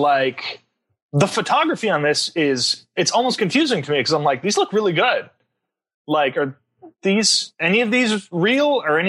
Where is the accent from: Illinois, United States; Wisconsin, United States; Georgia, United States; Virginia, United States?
Illinois, United States; Ashton; That's my hometown. Seriously? Ashton. Yeah, I was from Ashton, Illinois.